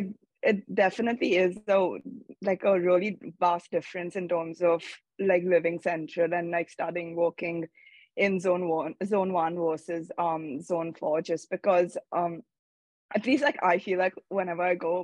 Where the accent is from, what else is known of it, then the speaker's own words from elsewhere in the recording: Mumbai, Maharashtra, India; now in London, United Kingdom; originally I'm from Mumbai.